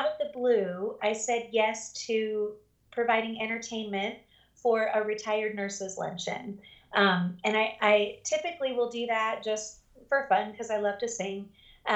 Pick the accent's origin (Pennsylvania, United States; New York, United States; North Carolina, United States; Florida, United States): North Carolina, United States; near Charlotte; moved away as an adult; now in Montana, United States; I wanted to stay kind of around my hometown, which at the time was near Charlotte, North Carolina